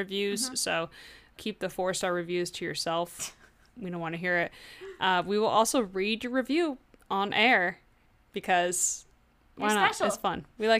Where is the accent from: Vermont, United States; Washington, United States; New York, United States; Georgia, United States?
Vermont, United States; I'm from Vermont